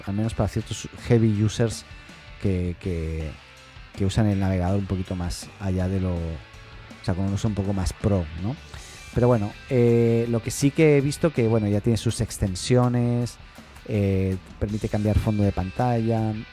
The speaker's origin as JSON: {"language": "Spanish", "country": "Spain", "moved": "yes", "lives_now": "Chile", "said": "estoy en Chile, pero soy español"}